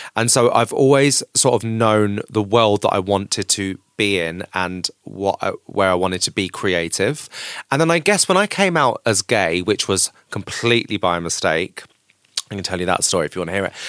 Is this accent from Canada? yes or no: no; Canterbury, South East England, United Kingdom; I grew up in Canterbury in Kent, which is really lovely but really boring.